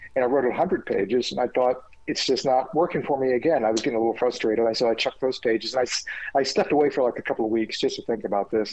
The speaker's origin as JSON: {"language": "English", "country": "United States", "tie": "born or raised there", "said": "I grew up in Jim Crow America"}